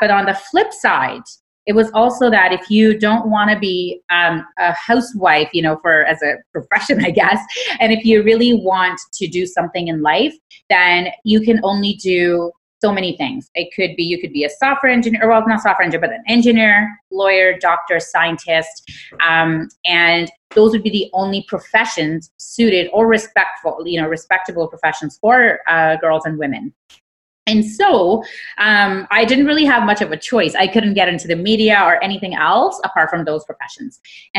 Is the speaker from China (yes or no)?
no; Karachi, Sindh, Pakistan; So I grew up in Karachi, Pakistan, and, you know, just growing up